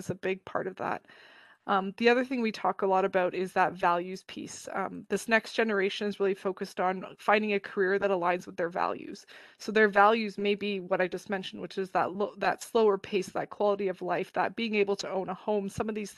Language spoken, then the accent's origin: English; Toronto, Ontario, Canada; I live in a big city in Toronto, and I grew up in Toronto